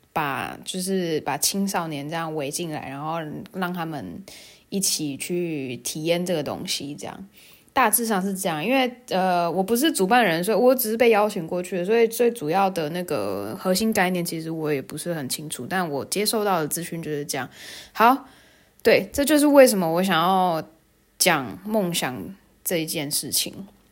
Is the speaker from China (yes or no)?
no; Tainan, Taiwan; 我是台南人